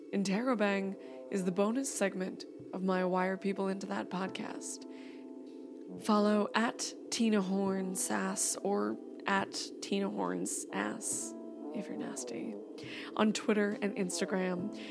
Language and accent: English; California, United States; I grew up in California